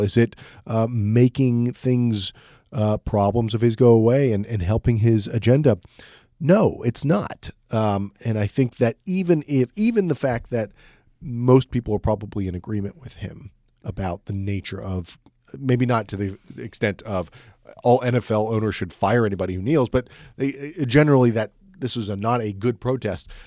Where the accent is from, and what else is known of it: United States